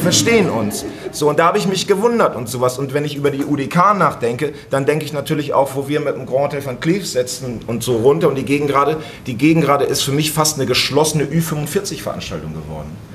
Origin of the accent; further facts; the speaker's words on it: Hemmoor, Lower Saxony, Germany; now in Berlin, Germany; Wir sind ja aus Hemmoor anderthalb Stunden hierher gefahren